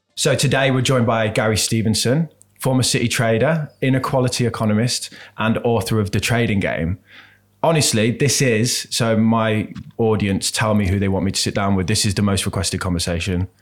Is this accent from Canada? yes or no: no; Birmingham, West Midlands, United Kingdom; moved away; I grew up in Birmingham